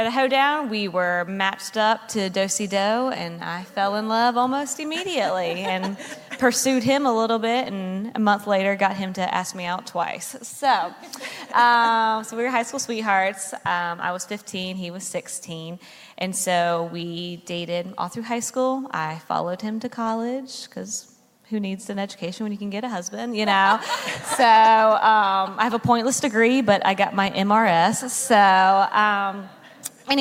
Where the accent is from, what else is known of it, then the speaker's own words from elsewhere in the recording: North Carolina, United States; moved away as an adult; now in New Jersey, United States; I was born and raised in North Carolina